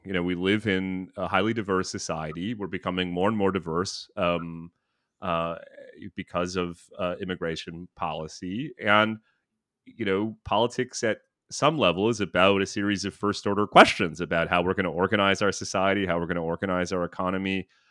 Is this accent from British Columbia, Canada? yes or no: no; Thunder Bay, Ontario, Canada; also born or lived in Toronto / Ottawa / Vancouver; now in New York City, United States; I'm from Thunder Bay.